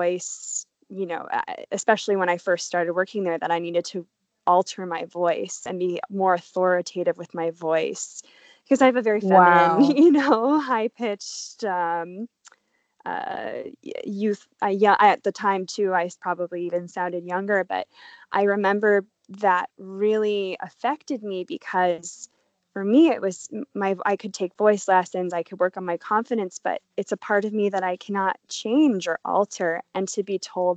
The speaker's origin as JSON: {"language": "English", "country": "United States", "also_born_or_lived": "Paris, France", "moved": "yes", "lives_now": "Australia", "said": "I'm an American, but I'm currently in Australia during this COVID crisis of 2020"}